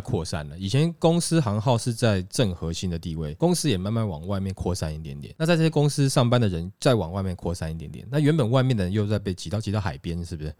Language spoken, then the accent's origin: Chinese; Taiwan